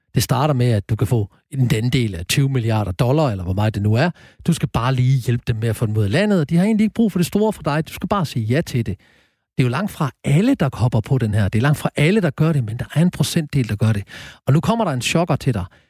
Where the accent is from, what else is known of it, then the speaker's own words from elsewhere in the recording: Horsens, Central Denmark Region, Denmark; er jeg født og opvokset i Horsens